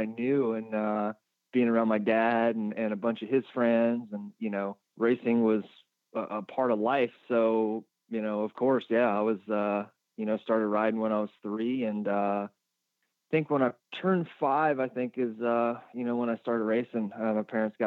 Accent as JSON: {"language": "English", "region": "New Jersey", "country": "United States", "tie": "born or raised there", "moved": "as an adult", "lives_now": "Pennsylvania, United States", "said": "I was born in South Jersey. I guess about 20 minutes over the bridge from Philadelphia. So, pretty much lived there most of my life up until I was probably about 25-ish"}